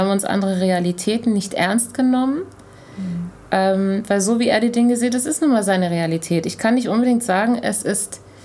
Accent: Germany; obwohl ich in Deutschland groß geworden bin

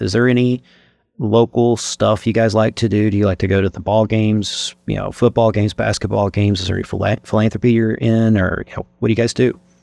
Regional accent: Eastern Kentucky, United States; being born and raised in Kentucky

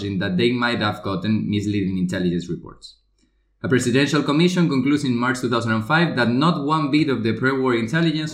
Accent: Spain; I'm from Spain.

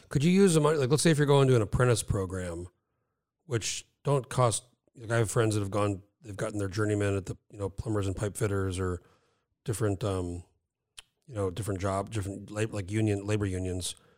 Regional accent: New Mexico, United States; moved away as an adult; now in Alaska, United States; I grew up in New Mexico

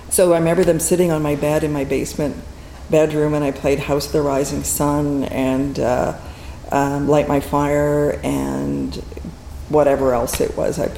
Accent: Fort Smith, Northwest Territories, Canada; also born or lived in Churchill / Iqaluit; I grew up in a small community. I was born in Churchill, lived in uh, Frobisher Bay, now Iqaluit, and then Fort Smith.

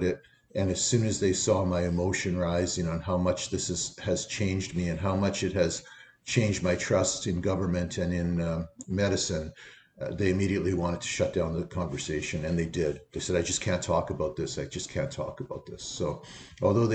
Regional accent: Canada; as a Canadian citizen

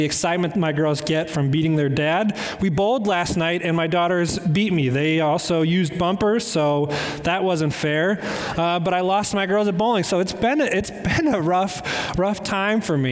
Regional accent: Cleveland, Ohio, United States; I'm from Cleveland

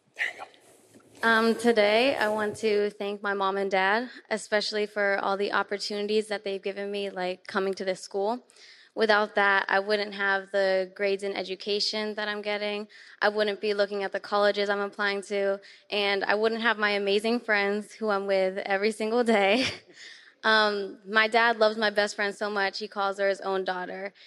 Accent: Pittsburgh, Pennsylvania, United States; I'm from Pittsburgh, Pennsylvania

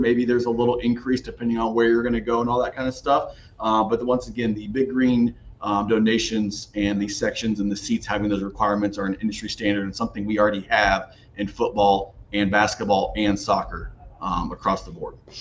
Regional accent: Columbus, Ohio, United States; moved away; I grew up in Columbus, Ohio, just outside of Columbus, Ohio

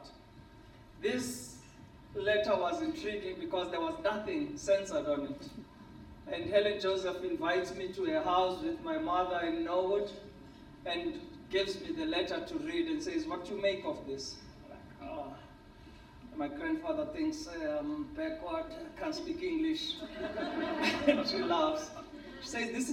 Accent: Soweto, Gauteng, South Africa; I grew up in Soweto, a racially confined township in South Africa.

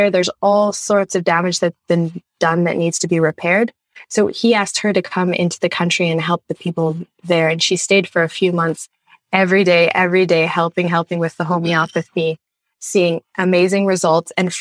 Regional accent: Canada; I'm from Canada

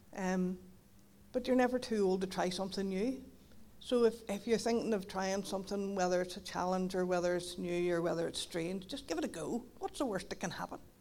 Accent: Donaghadee, Northern Ireland, United Kingdom; moved away as an adult; now in Carrickfergus, United Kingdom; I'm from Donaghadee, but I, I moved to Carrick thirteen years ago

